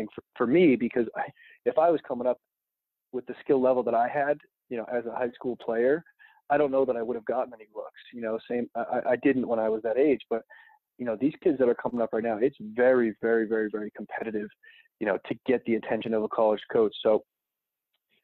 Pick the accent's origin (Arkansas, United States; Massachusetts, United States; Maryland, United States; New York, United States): Massachusetts, United States; Quincy; Growing up in Quincy, it's not a hotbed for lacrosse by any means